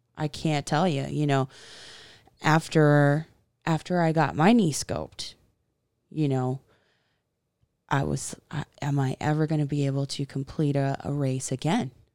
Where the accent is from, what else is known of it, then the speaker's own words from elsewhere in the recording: the South, United States; I am a Southern girl